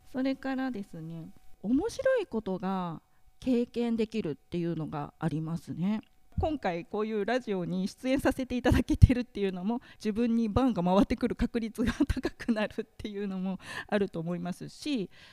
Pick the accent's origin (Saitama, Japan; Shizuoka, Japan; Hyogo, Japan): Saitama, Japan; Iruma; moved away as an adult; now in Nikaho, Japan; 私は、えー、埼玉県の入間市というところの出身です